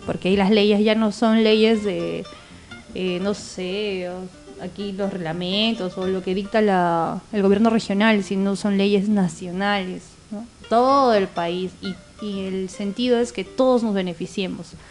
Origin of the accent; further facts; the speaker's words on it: Tacna, Peru; Nosotros somos de Tacna hasta Lima